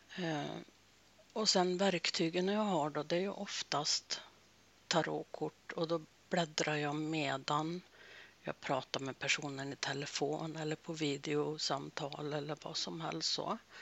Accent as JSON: {"language": "Swedish", "region": "Norrbotten County", "country": "Sweden", "tie": "born or raised there", "said": "Jag är född i Norrbotten"}